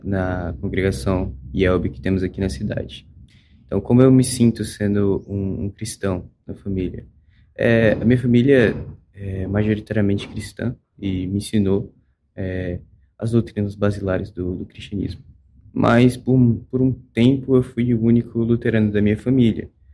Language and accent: Portuguese; João Pessoa, Paraíba, Brazil; sou de João Pessoa, Paraíba